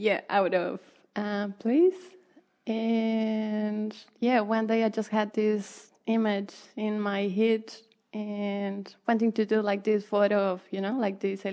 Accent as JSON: {"language": "English", "country": "Mexico", "moved": "yes", "lives_now": "Waikato, New Zealand", "said": "I come originally from Mexico"}